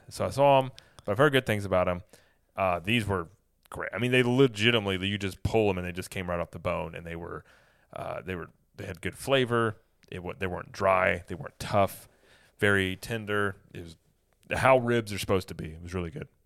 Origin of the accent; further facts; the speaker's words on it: Midwest, United States; I'm from the Midwest